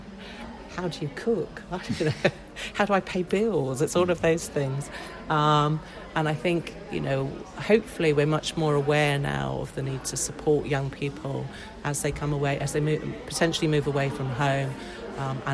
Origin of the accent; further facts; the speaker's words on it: Hampshire, South East England, United Kingdom; I grew up around in Hampshire